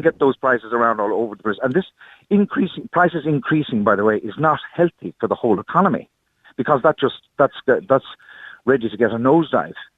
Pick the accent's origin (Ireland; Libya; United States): Ireland; also born or lived in Germany; I'm Irish myself